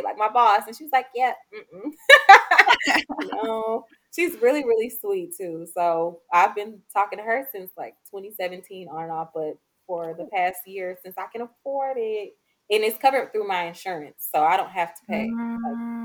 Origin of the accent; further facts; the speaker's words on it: Atlanta, Georgia, United States; I'm in the South. I'm from Atlanta